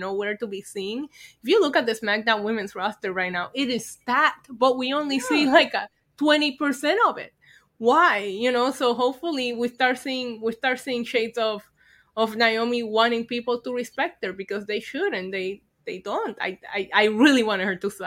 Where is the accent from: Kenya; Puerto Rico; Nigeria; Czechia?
Puerto Rico; moved away; I grew up in Puerto Rico